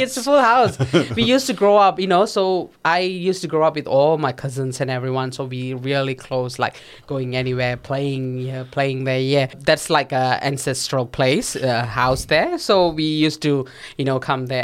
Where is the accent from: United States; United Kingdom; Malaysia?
Malaysia; Perak; first language Tamil; English is a second language; moved away as an adult; now in Gold Coast, Australia; I grew up in Malaysia